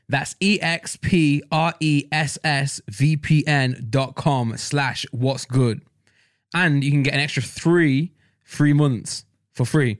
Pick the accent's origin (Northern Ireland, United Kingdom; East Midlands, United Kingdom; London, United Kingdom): East Midlands, United Kingdom; Nottingham; accent: East Midlands; I'm from Not, Nottingham.